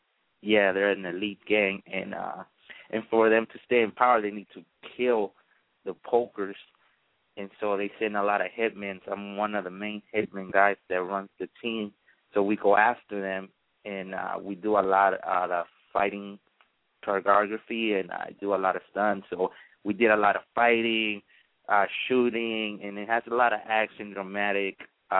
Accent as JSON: {"language": "English", "town": "Los Angeles", "region": "California", "country": "United States", "tie": "born or raised there", "also_born_or_lived": "La Ceiba, Honduras", "said": "Actually, I was born in Central America, which is Honduras, La Ceiba, one of the tourist places. And then I came over here when I was like 4 years old. And I lived in Los Angeles for a couple of years"}